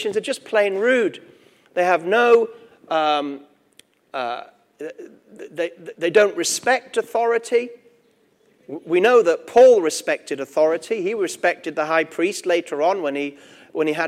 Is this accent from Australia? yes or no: no; Gateshead, North East England, United Kingdom; accent: Geordie; also born or lived in Durham; I was born in Gateshead myself. I'm a Geordie